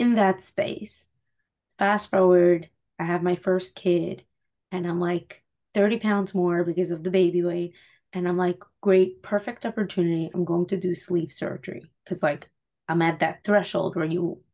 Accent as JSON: {"language": "English", "town": "Muncie", "region": "Indiana", "country": "United States", "tie": "born or raised there", "said": "I grew up in Muncie. I live in Muncie now after getting married, moving to the city, and then moving back."}